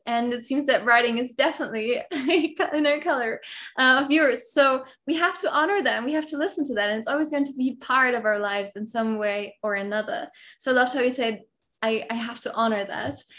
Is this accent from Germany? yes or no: yes; Germany; moved away as an adult; now in Mexico; I grew I grew up in Germany and now I live in Mexico